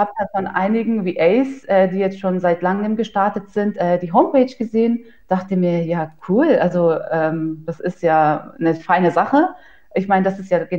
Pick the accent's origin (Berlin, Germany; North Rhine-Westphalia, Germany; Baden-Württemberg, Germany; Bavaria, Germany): Bavaria, Germany; Ingolstadt; ich bin 31 Jahre jung. Ähm, nach meinem Fachabitur habe ich ursprünglich Steuerfachangestellte gelernt in einer kleinen Kanzlei in Bayern. Ich komme ähm, aus Ingolstadt